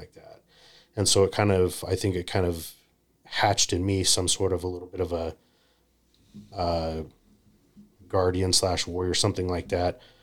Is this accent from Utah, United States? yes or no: yes; Utah, United States; I grew up in Utah